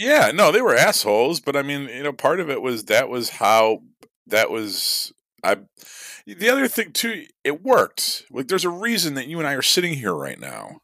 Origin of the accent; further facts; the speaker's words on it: Midwest, United States; being a Midwesterner myself and given the fact that this legend is born from the area that I grew up